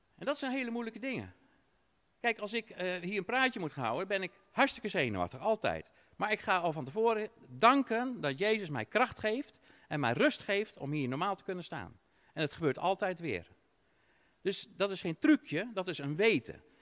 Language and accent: Dutch; Netherlands; als Nederlander